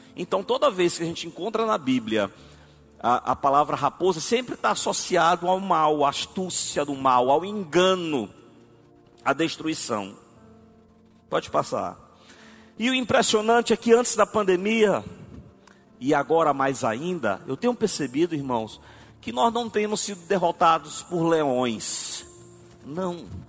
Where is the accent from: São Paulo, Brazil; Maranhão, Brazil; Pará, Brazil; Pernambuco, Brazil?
Maranhão, Brazil; Arari; Eu sou de Arari